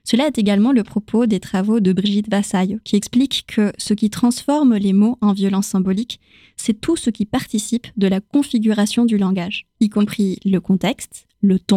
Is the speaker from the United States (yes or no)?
no; Chile; accent: Chilean; first language Spanish; French is a second language; lorsqu'on me dit que j'ai perdu mon accent chilien quand je parle espagnol, ma langue maternelle, ça me questionne tout autant que quand quelqu'un complimente mon français.